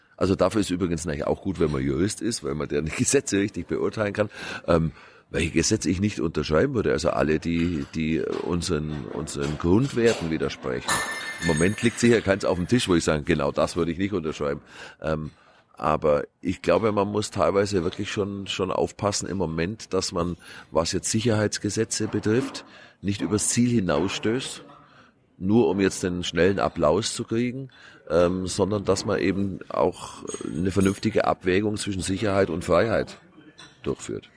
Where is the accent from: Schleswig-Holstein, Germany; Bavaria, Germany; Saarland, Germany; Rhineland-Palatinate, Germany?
Bavaria, Germany; Kempten; Ich komme aus Kempten im Allgäu, also äußerster südlicher Rand der Republik